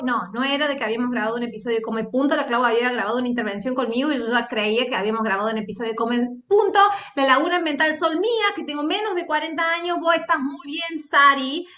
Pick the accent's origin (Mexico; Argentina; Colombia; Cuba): Argentina; sos argentino